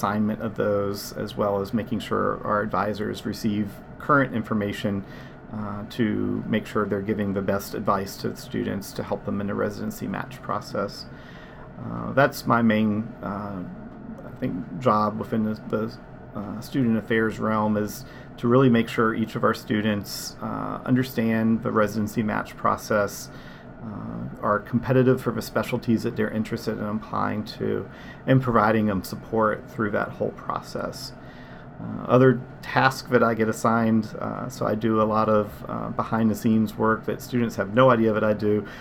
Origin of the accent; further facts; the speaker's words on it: Virginia, United States; I'm actually from Virginia